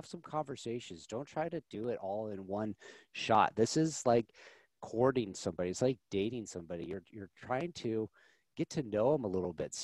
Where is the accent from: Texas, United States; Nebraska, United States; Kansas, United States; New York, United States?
Nebraska, United States